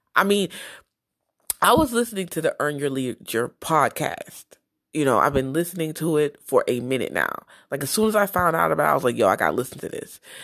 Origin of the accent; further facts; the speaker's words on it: New Jersey, United States; I'm from Jersey